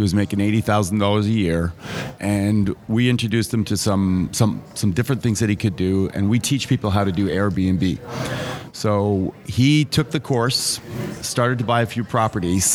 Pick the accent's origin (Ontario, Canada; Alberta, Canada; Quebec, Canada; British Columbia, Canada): Quebec, Canada; Montreal; I grew up in Montreal, Quebec